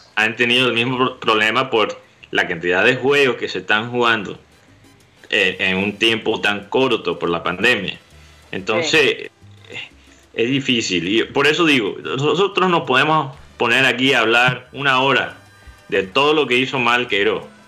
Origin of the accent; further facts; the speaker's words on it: Colombia; aquí en Colombia